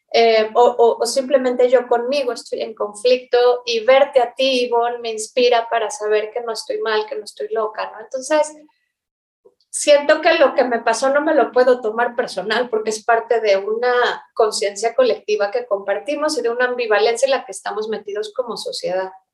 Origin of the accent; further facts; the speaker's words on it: Mexico; como cualquier persona que ha nacido y crecido en México